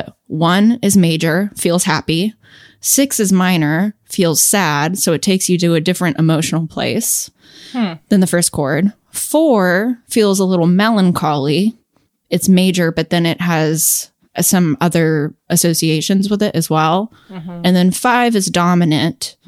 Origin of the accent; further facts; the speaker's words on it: California, United States; I'm from California and I live in Los Angeles part time